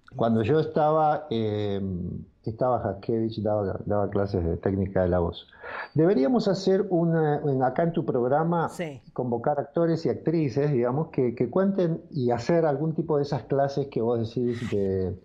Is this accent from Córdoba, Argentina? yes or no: no; Carapachay, Buenos Aires Province, Argentina; Yo nací en Carapachay, en donde en este momento estoy transmitiendo